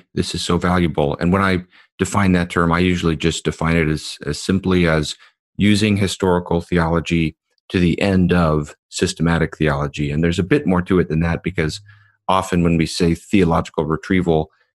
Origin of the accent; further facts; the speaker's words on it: United States; we as American evangelicals